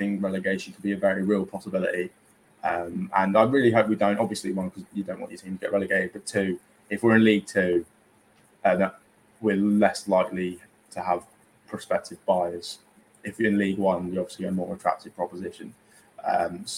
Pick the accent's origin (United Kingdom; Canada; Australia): United Kingdom; Basingstoke, South East England; I'm from Basingstoke